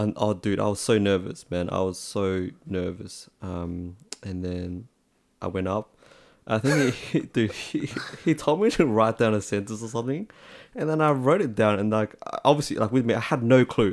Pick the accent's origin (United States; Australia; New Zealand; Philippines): Australia; accent: Aussie; also born or lived in Vietnam; I was born in Vietnam and then I came over to Australia